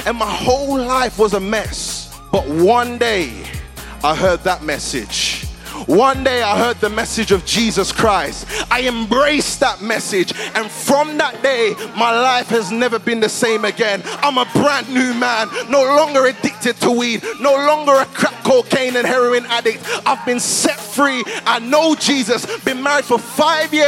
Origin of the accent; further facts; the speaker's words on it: London, United Kingdom; I grew up in Southeast London in a place called Peckham